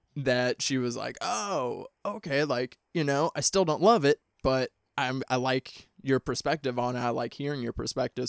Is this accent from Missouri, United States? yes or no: yes; Missouri, United States; I'm from the Midwest. I'm from Missouri